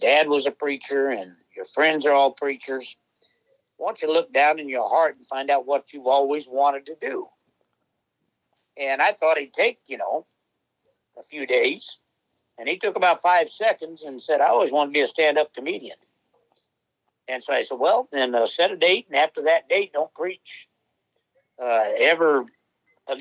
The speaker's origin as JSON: {"language": "English", "town": "Peoria", "region": "Illinois", "country": "United States", "tie": "born or raised there", "said": "growing up in Peoria, actually, well, we did live in the projects in Peoria"}